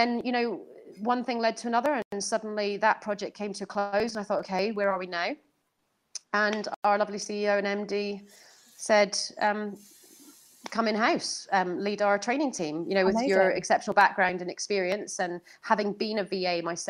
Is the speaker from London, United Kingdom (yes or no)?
no; Edinburgh, Scotland, United Kingdom; moved away as an adult; also born or lived in Northern Ireland; Edinburgh's my hometown